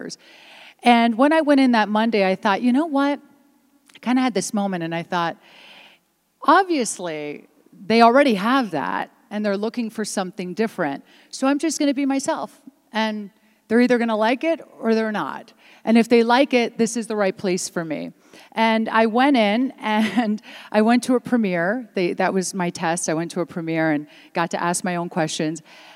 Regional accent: Washington, District of Columbia, United States; first language Italian; English is a second language; also born or lived in Italy; I did come here as a young girl to America. I did not speak a lick of English. And right from day one, being in public school in Washington, D.C., you know, no one spoke Italian.

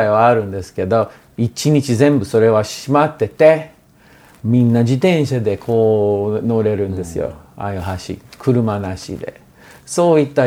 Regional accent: Portland, Oregon, United States; Japanese is a second language; 自分のあ私ポートラン生まれ育ち19で大学行ってほんで2年生は日本まあ高校時代はもう日本語を勉強していたんですよ

